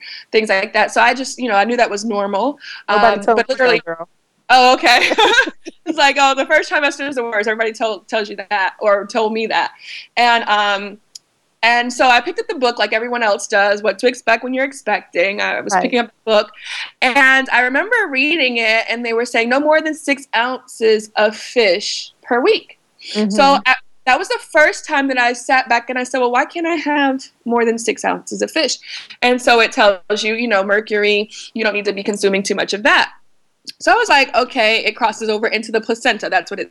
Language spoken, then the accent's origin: English; North Carolina, United States; I was raised in North Carolina.